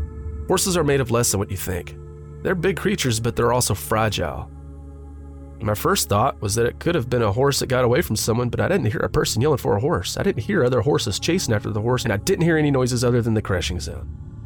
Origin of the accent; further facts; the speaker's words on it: Pennsylvania, United States; You know, having been born and raised in Upper Bucks County and having a father who enjoyed hunting and fishing